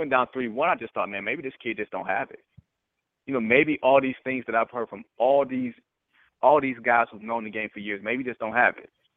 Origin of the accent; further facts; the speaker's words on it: Detroit, Michigan, United States; I grew up in Detroit